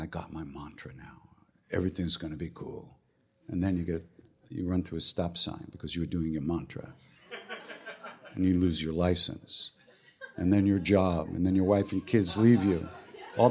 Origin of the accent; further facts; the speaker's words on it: Long Island, New York, United States; also born or lived in Manhattan, New York; I was born on Long Island. Actually, in Manhattan, but I grew up on Long Island